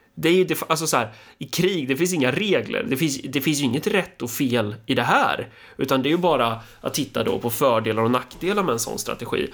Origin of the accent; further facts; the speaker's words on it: Sweden; vi svenskar